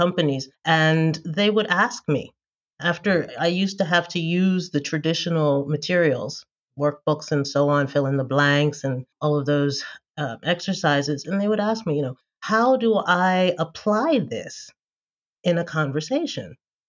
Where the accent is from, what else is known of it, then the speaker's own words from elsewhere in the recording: Philadelphia, Pennsylvania, United States; first language English; moved away as an adult; now in Germany; Yeah, I'm an American native speaker of English from Philadelphia, Pennsylvania, originally. And I have been living in Germany for 15 years.